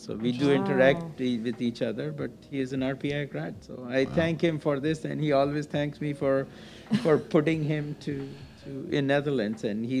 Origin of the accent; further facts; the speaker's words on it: India; moved away as an adult; also born or lived in United Kingdom; now in United States; I came from India to US to study.